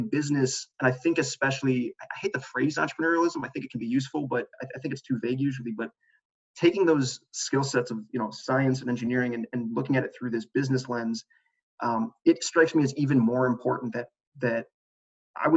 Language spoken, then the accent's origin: English; Chicago, Illinois, United States; moved away; I'm from Chicago. So my family was in Chicago